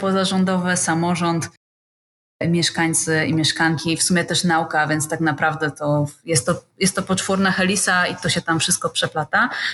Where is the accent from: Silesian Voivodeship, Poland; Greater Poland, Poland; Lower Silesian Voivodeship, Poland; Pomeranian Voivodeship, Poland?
Pomeranian Voivodeship, Poland; Gdańsk; now in Gdynia, Poland; Ja akurat jestem z Gdańska